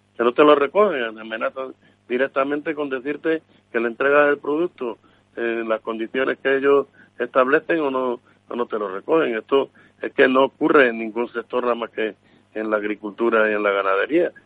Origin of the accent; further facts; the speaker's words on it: Extremadura, Spain; yo que soy de Extremadura